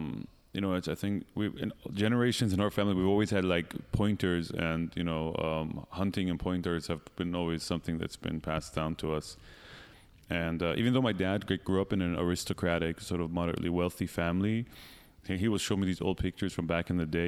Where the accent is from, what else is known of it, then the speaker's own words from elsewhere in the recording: Eugene, Oregon, United States; also born or lived in Iran; I was born in Iran, but when I was like 2 years old, we moved to Eugene, Oregon, small hippie town.